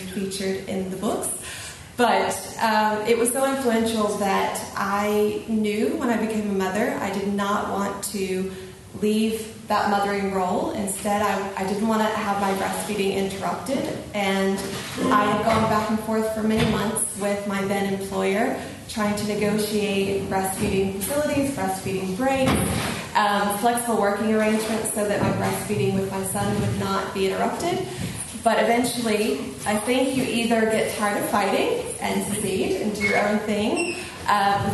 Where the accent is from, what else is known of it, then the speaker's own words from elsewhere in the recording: United States; moved away as an adult; now in Ireland; I'm originally from America, but I've lived the past 10 years in Ireland